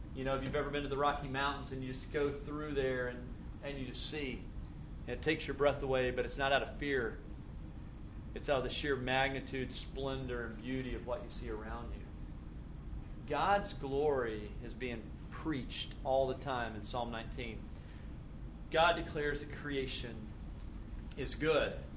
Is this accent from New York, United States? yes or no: no; Tennessee, United States; moved away; where I grew up was in Tennessee, and it was floods and tornadoes